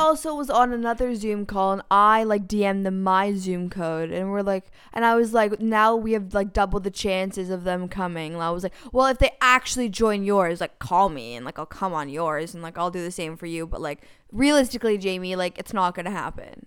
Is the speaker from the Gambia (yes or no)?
no; Toronto, Ontario, Canada; We're also from Toronto